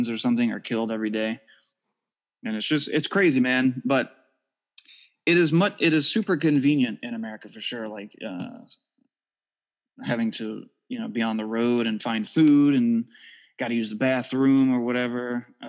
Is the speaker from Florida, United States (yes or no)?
yes; Jacksonville, Florida, United States; we're from Jacksonville, Florida